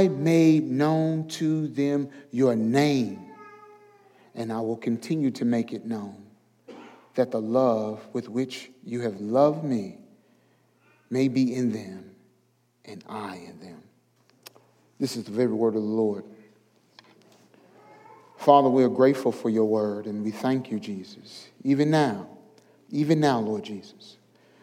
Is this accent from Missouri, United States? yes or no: yes; St. Louis, Missouri, United States; moved away as an adult; now in the South, United States; I'm from St. Louis, Missouri